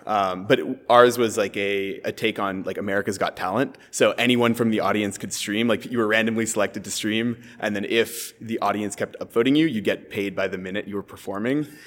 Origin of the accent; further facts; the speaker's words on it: San Francisco, California, United States; I'm from San Francisco originally.